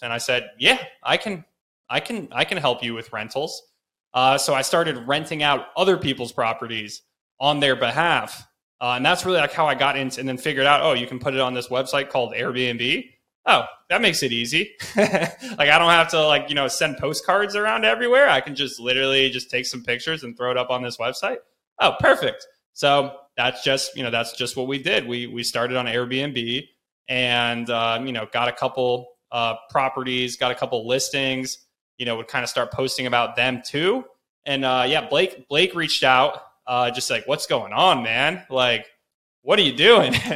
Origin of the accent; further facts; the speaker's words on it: Chapel Hill, North Carolina, United States; I grew up in Chapel Hill, North Carolina